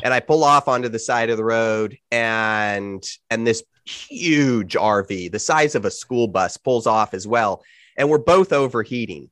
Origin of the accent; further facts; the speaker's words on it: California, United States; I'm from California